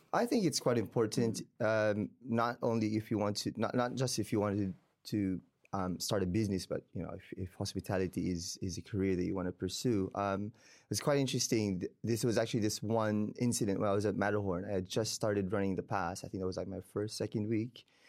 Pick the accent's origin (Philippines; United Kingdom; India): Philippines; Davao, Davao Region; moved away as an adult; also born or lived in Queenstown, New Zealand / Wellington, New Zealand; now in New Zealand; I was born and raised in the Philippines, in Davao, Mindanao, the bottom south, um, of the country